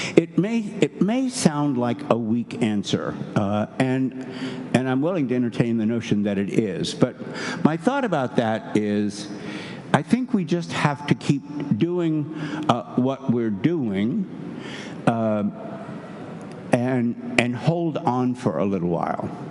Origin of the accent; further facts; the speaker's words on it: Kentucky, United States; moved away; also born or lived in New Hampshire; I'm from Kentucky